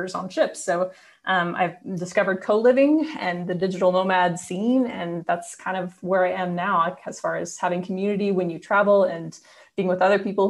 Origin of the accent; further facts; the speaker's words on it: Indiana, United States; moved away as an adult; also born or lived in Nashville, Tennessee / Austin, Texas; I'm from Indiana originally, but I went to school in Nashville at Belmont